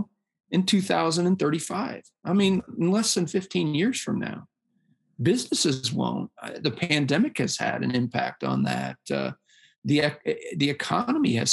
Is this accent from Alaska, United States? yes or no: no; Iowa, United States; moved away as an adult; a little town in Iowa where he ran a big factory, and we moved there. I graduated from high school in 1995